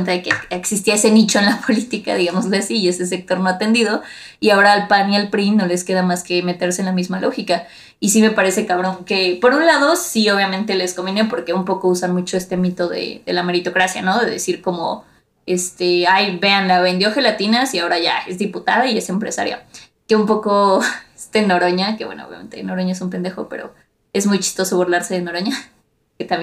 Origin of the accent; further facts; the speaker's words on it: Mexico; ya, todos somos mestizos, ya de que casi casi no hay gente indígena, todos somos mexicanos y lo que sea